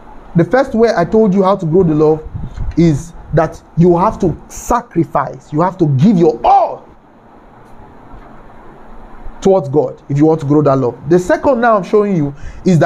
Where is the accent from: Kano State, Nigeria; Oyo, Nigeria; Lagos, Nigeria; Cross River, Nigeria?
Kano State, Nigeria; Kano; I grew up in Kano, by the way. I was born there and I grew up there.